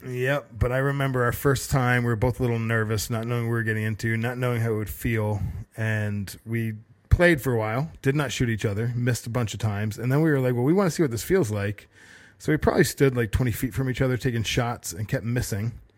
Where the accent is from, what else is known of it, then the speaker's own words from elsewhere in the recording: Connecticut, United States; I always found razor clam shells growing up in Connecticut on the coast